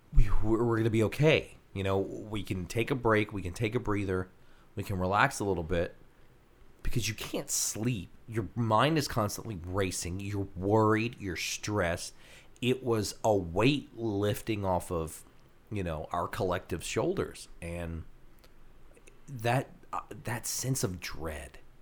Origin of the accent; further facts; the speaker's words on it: Louisiana, United States; who we are here in Louisiana